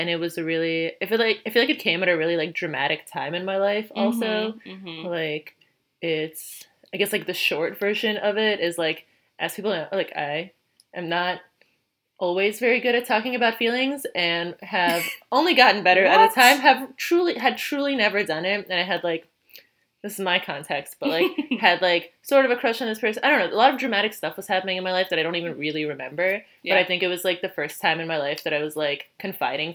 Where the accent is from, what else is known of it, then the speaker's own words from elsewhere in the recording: New York City, New York, United States; also born or lived in Manhattan; I went to school in Manhattan, but I'm from Brooklyn